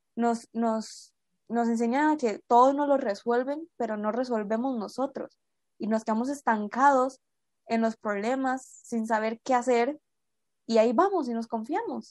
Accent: Costa Rica; tengo 19 años en este momento y soy de Costa Rica.

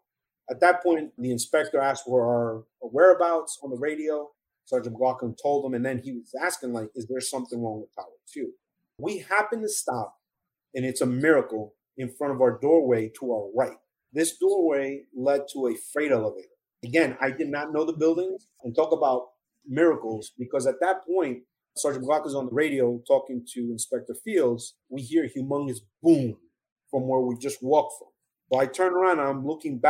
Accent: Hackensack, New Jersey, United States; also born or lived in Colombia; growing up in Hackensack, New Jersey, 12 miles outside New York City

